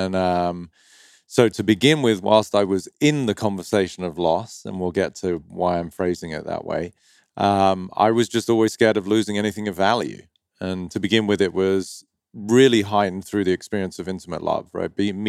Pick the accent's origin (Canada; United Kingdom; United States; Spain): United Kingdom; Dover, South East England; moved away; county of Kent near the town of Dover. And if you're from Dover, you speak like this, mate, all right? I'm from Dover. So when people hear me over here, they do not think I'm from Dover.